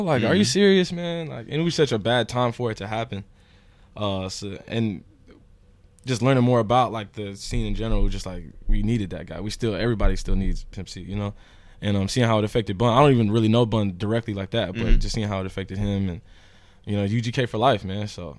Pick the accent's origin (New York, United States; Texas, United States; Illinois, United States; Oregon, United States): Texas, United States; Houston; moved away; also born or lived in New Jersey; we're all from Houston